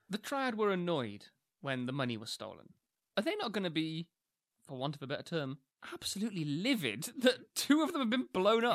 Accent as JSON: {"language": "English", "country": "New Zealand", "tie": "born or raised there", "moved": "yes", "said": "my hometown, which I would call a small town"}